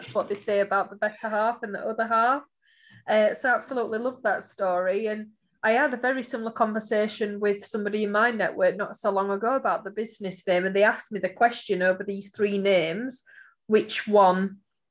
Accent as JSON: {"language": "English", "town": "Barnsley", "region": "Yorkshire and the Humber", "country": "United Kingdom", "said": "I am from Barnsley, guys, as you know, listening to this podcast series, I do shorten my words"}